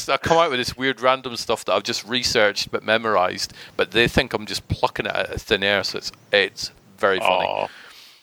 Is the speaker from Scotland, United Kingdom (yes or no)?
yes; Scotland, United Kingdom; I am from Scotland, so I'm allowed to ridicule my own country.